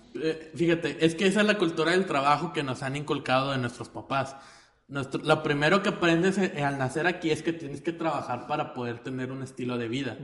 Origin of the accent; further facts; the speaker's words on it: Monterrey, Nuevo León, Mexico; Nosotros somos regiomontanos. Y nosotros nos sentimos más orgullosos de ser regiomontanos